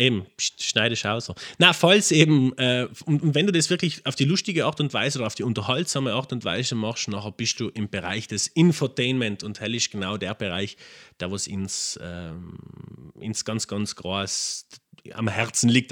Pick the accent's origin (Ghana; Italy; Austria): Italy; Lana, Trentino-Alto Adige; Und bin aus Lana, also gebürtiger Lana.